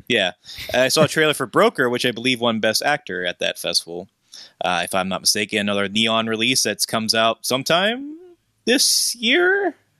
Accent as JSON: {"language": "English", "town": "Pittsburgh", "region": "Pennsylvania", "country": "United States", "said": "I'm from Pittsburgh, Pennsylvania."}